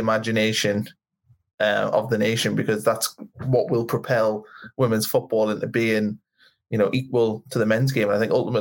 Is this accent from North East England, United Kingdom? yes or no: yes; the Northeast, North East England, United Kingdom; I'm from the Northeast